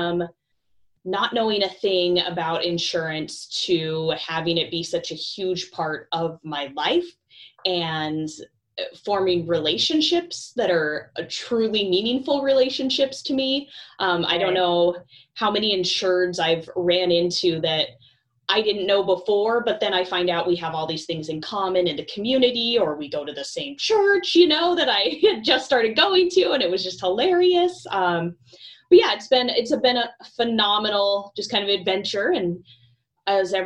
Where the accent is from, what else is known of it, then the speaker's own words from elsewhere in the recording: Montana, United States; moved away as an adult; now in Spokane, United States; I am actually from Montana, originally born and raised